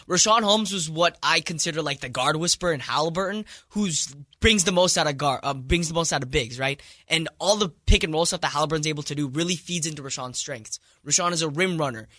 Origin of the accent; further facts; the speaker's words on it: India; moved away; I'm from India.